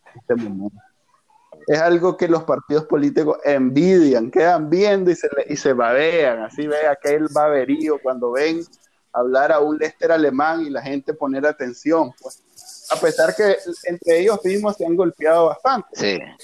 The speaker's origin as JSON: {"language": "Spanish", "country": "Nicaragua", "said": "somos nicas"}